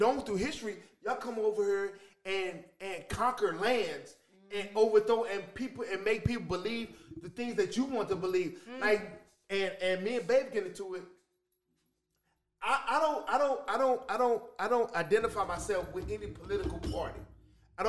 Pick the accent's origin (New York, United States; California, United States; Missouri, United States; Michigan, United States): Missouri, United States; St. Louis; I'm from St. Louis